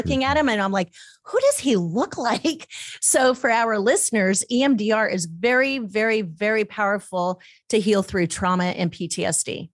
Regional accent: Dana Point, California, United States; growing up in Monarch Bay.

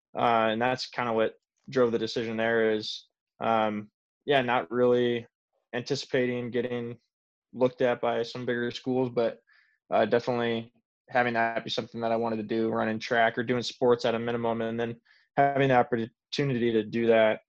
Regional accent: Northwest Iowa, United States; I grew up in Northwest Iowa, so like 2 hours north where Derek was.

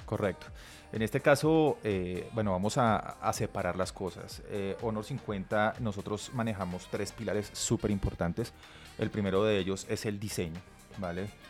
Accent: Colombia; somos, colombianos

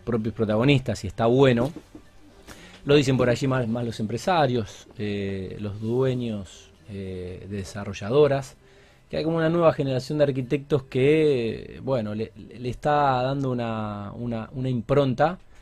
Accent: Argentina; por ser argentino

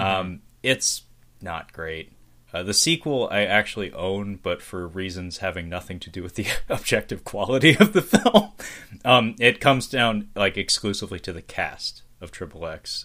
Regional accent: Seattle, Washington, United States; I'm from Seattle, man. I was born and raised here

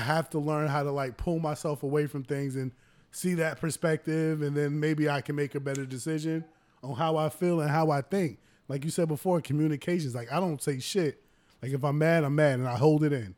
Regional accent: United States; us being Americans

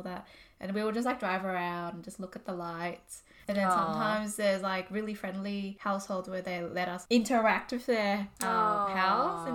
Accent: Australia; I'm an Aussie girl

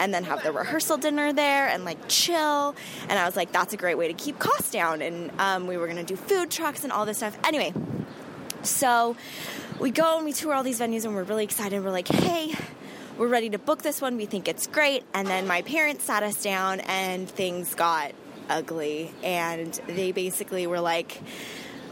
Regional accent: Southern California, United States; now in New York, United States; we live in New York now, but we're originally from Southern California

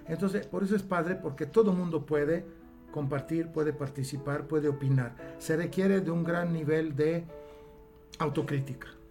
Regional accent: Italy; now in Mexico; como buen italiano que hablamos con las manos

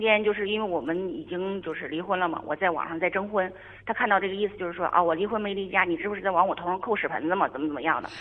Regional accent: Northeast China, China; moved away as an adult; 因为我也是东北人，我是东北人，然后远嫁吧，远嫁，由于工作原因，就是在这个另外一个城市

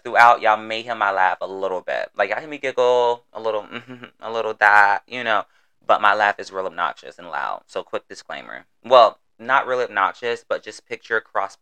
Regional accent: Florida, United States; accent: southern twang; I'm from the South, Florida to be exact. So while I'm talking, you may get a couple y'alls, finis, twang, all of it.

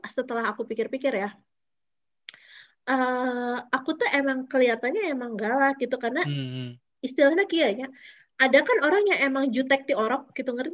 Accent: Ambon, Maluku, Indonesia; buat menerima saya itu nggak apa-apa jadi orang Ambon

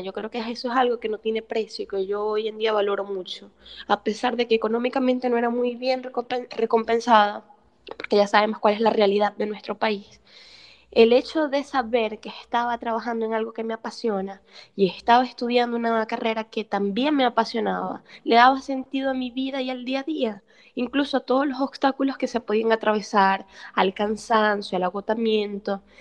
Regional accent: Maracaibo, Zulia, Venezuela; moved away as an adult; now in Portugal; soy psicóloga y periodista venezolana

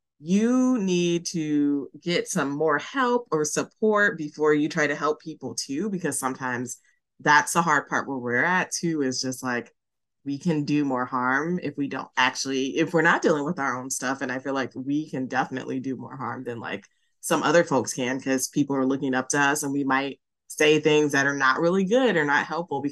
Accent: Chicago, Illinois, United States; now in Seattle, United States; I'm originally from Chicago, but living in Seattle

